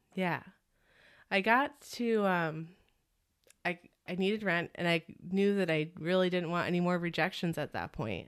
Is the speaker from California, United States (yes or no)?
no; Connecticut, United States; moved away as an adult; also born or lived in Burlington, Vermont; I grew up in Connecticut